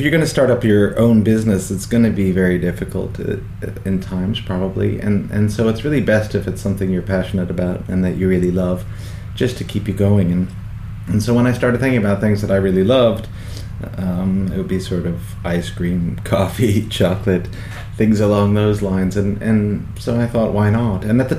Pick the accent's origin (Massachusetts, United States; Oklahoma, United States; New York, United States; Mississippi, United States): New York, United States; I grew up in New York with my family there. My father had emigrated over for work, and so I had Irish citizenship, but I went to school there.